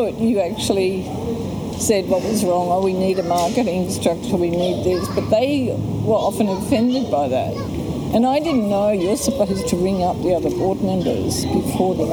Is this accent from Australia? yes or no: yes; Australia; moved away; also born or lived in Europe / Sydney / Canberra; I came from Europe. I was Australian, but I was always an outsider